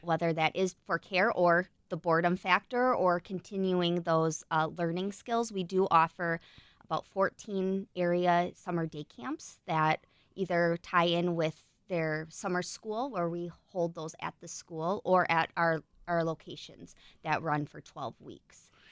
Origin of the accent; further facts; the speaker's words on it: Burlington, Wisconsin, United States; grew up in, uh, Burlington.